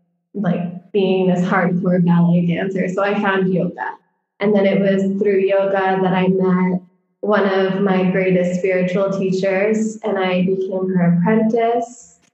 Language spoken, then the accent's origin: English; Connecticut, United States; also born or lived in New York City; I grew up, I was born in New York City, and we lived there when I was little. And then my parents moved to Connecticut when I was about 2 or 3.